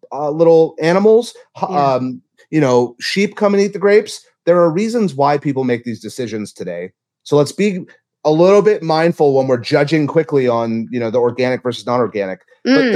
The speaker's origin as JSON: {"language": "English", "region": "Louisiana", "country": "United States", "tie": "born there", "said": "I was born in Louisiana."}